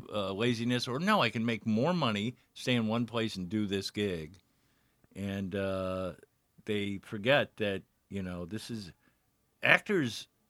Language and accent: English; Miami, Florida, United States; moved away as an adult; also born or lived in St. Louis, Missouri / New York; I was born in St. Louis, but I grew up in Miami, Florida.